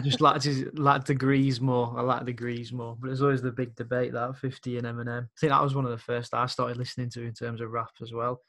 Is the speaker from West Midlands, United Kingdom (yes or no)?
yes; Birmingham, West Midlands, United Kingdom; growing up there